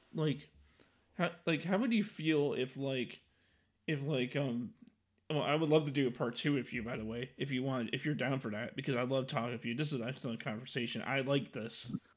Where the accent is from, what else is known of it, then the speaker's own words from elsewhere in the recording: Chicago, Illinois, United States; I'm from Chicago